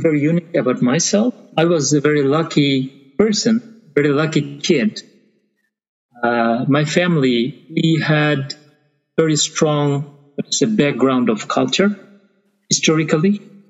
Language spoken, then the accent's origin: English; Chittagong, Chittagong Division, Bangladesh; first language Bengali; English is a second language; moved away as an adult; now in Japan; Okay, I studied until my high school days in Chittagong, my hometown. That was totally in Bengali.